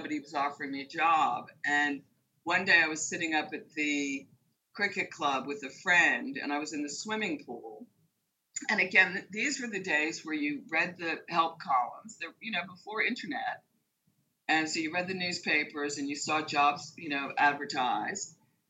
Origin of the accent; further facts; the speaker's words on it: United States; first language English; moved away as an adult; now in Hong Kong; as an American, I had no right to land.